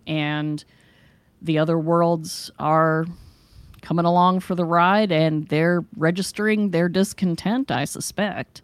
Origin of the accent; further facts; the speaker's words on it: West Virginia, United States; now in Ohio, United States; both of us were born and raised in West Virginia